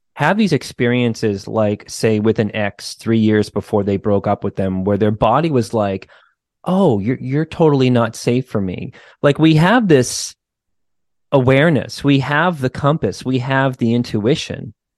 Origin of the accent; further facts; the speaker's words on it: United States; just being an American kid